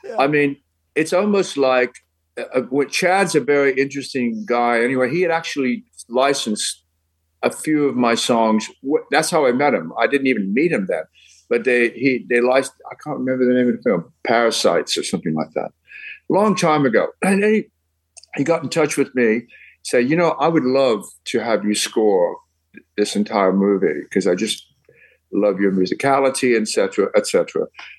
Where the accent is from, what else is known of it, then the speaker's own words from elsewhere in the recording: England, United Kingdom; now in United States; You know, I came from England, and when I came over, people pronounced mine, they thought it was Jerry or Gerald.